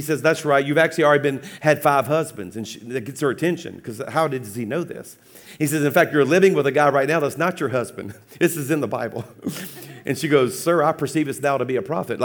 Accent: South Louisiana, United States; I'm a Cajun from South Louisiana

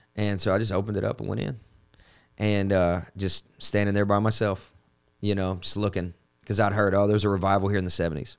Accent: Kentucky, United States; now in Nashville, United States; I'm from Kentucky

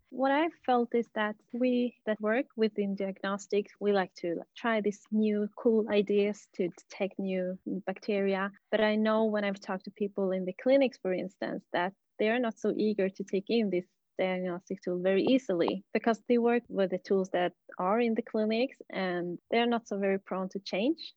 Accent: Bolivia; moved away; I'm from Bolivia originally

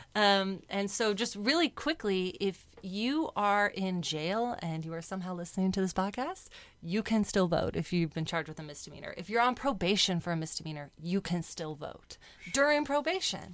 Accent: San Diego, California, United States; So I was born and raised in San Diego

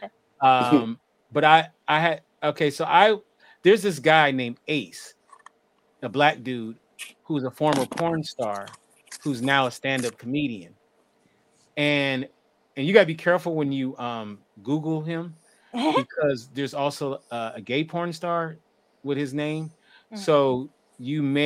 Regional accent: Los Angeles, California, United States; I'm from Los Angeles

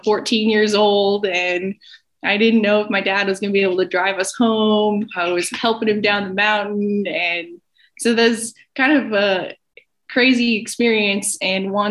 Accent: Alaska, United States; I have pretty much spent all my days up here.

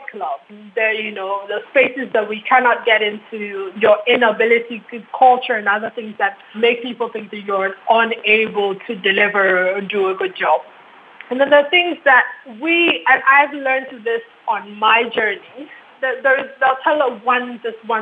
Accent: Ghana; as a Ghanaian woman

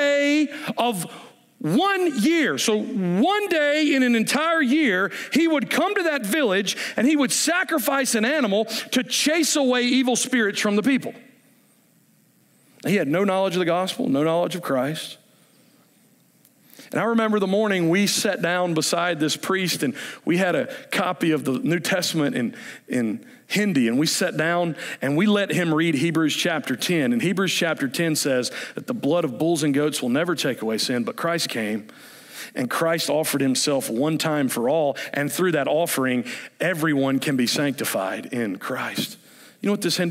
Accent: United States; I'm an American

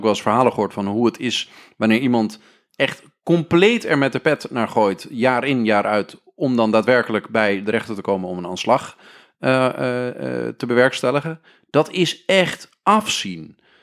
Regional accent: northern Netherlands, Netherlands; wij komen allemaal uit Noord-Nederland.

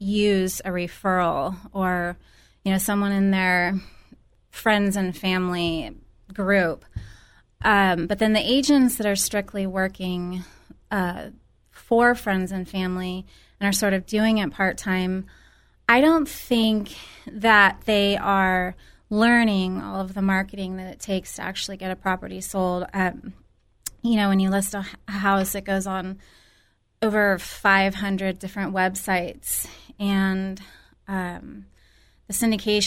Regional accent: Santa Cruz, California, United States; moved away as an adult; now in San Luis Obispo, United States; I'm from Santa Cruz, from the Santa Cruz area

